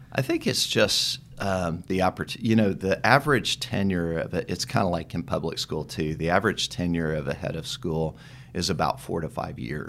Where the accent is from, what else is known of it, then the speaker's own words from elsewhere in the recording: Dallas, Texas, United States; also born or lived in Tyler, Texas; I grew up in Dallas